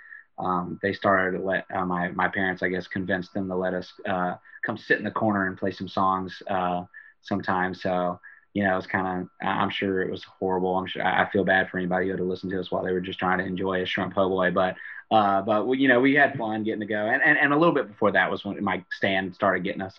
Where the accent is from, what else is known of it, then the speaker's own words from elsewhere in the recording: Baton Rouge, Louisiana, United States; growing up in Baton Rouge